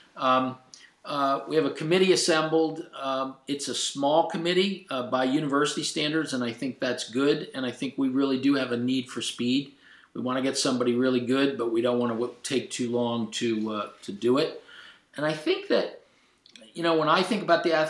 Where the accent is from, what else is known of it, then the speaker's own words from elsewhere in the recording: State College, Pennsylvania, United States; I was a kid growing up on Waring Avenue